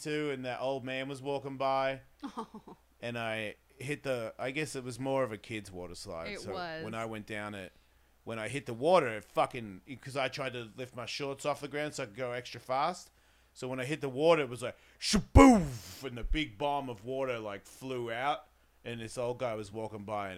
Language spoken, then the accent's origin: English; Australia; I'm from Australia.